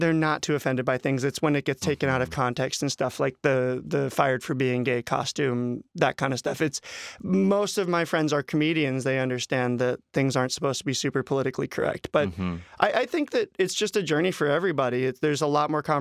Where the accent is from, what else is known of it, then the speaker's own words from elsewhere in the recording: Vero Beach, Florida, United States; moved away; I'm from Florida